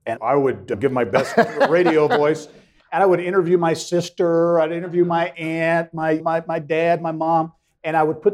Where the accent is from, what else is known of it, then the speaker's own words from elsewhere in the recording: Clinton, Indiana, United States; enjoyed growing up in small town Indiana